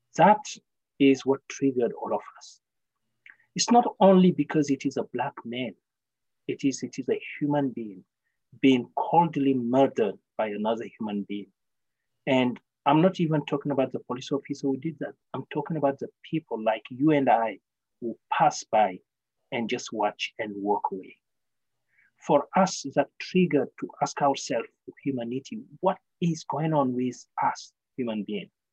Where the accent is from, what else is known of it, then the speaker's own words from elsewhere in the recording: Senegal; now in Victoria, Canada; I was born in a small village in Senegal called Soringo, and I'm from a tribe called the Soninke.